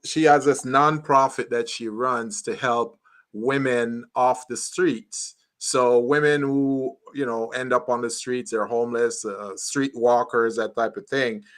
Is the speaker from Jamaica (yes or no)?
yes; Jamaica; moved away; I'm from Jamaica, so I'm very familiar with load, sharing